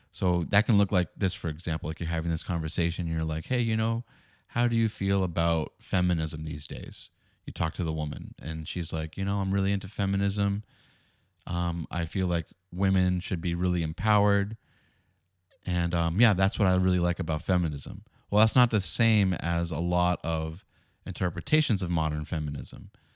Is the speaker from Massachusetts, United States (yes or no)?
yes; Boston, Massachusetts, United States; I grew up in the Northeast in Boston